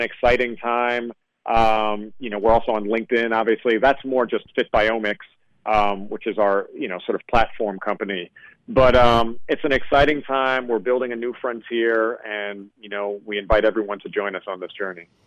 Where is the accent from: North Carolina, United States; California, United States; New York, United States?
New York, United States; I grew up in New York